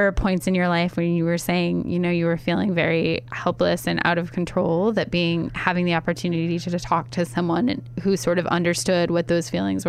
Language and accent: English; Findlay, Ohio, United States; I grew up in Ohio. Yeah? Yeah. That? Northwest Ohio in Findlay.